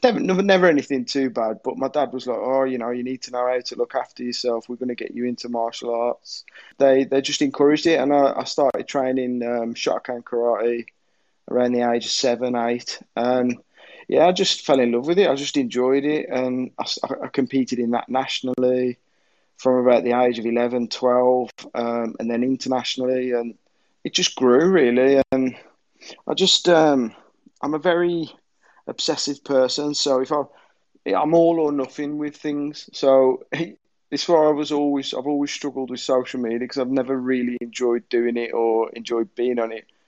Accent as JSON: {"language": "English", "town": "Birmingham", "region": "West Midlands", "country": "United Kingdom", "said": "being Birmingham as well, uh, you know, where we're all from"}